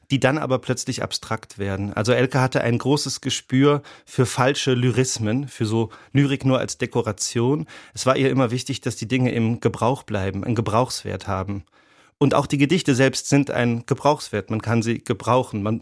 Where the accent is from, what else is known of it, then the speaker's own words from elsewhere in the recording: Rhineland-Palatinate, Germany; born there; Ich bin ja in Rheinland-Pfalz geboren.